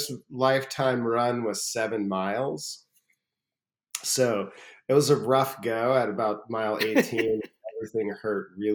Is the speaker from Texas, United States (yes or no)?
yes; Austin, Texas, United States; I grew up in Austin, Texas in the 90s, 80s and 90s